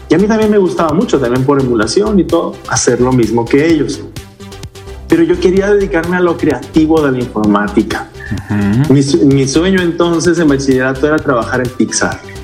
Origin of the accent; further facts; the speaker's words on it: Culiacán, Sinaloa, Mexico; soy del norte, soy de Culiacán, Sinaloa, originario de la misma ciudad de Culiacán